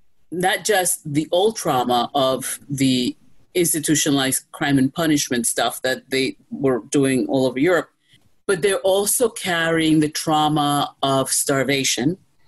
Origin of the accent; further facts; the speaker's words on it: New York, United States; Look, I'm a New Yorker. I'll always be a New Yorker, okay? In New York, we mind our business, okay?